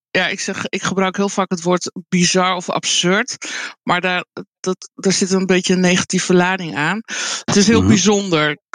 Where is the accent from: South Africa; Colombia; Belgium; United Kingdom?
Colombia; now in Netherlands; Nee, het is in ehm, Zuid-Amerika, Colombia, waar ik vandaan kom, is het ehm, heel gebruikelijk. Hier in Nederland is het weinig voorkomend, eigenlijk heel uniek.